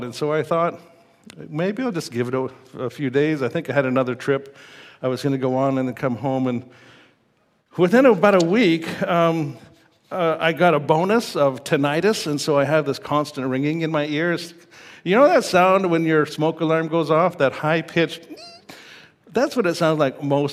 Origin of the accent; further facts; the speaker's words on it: Saskatoon, Saskatchewan, Canada; growing up in Saskatoon